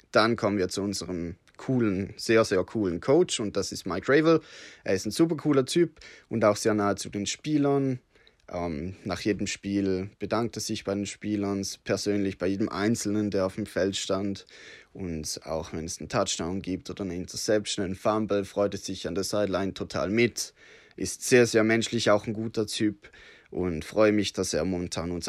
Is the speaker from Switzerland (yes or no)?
yes; Switzerland; Entschuldigung für mein schlechtes Deutsch. Ich bin Schweizer, habe mir allerdings mir gegeben, dass ich nicht zu schweizerisch töne.